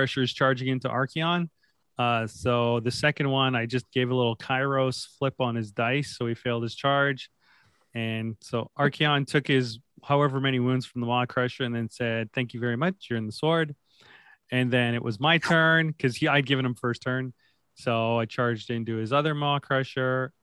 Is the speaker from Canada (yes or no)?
yes; Canada; I'm the Canadian at this table.